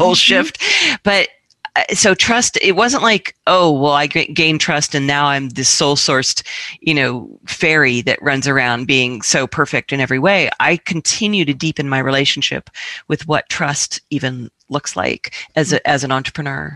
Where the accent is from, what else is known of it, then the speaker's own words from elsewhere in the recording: Washington, District of Columbia, United States; moved away; I grew up in Washington, D.C.